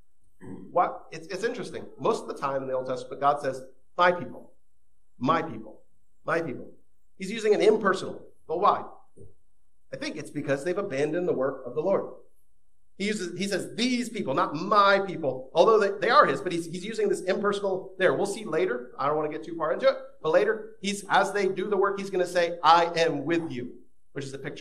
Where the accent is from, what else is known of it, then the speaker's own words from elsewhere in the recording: Florida, United States; moved away; my home state of Florida